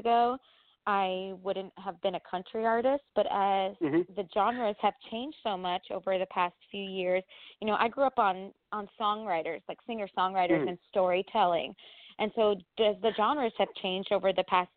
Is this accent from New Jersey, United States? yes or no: yes; Freehold, New Jersey, United States; moved away as an adult; now in New York City, United States; I actually grew up about an hour south of Manhattan in New Jersey, in Freehold, New Jersey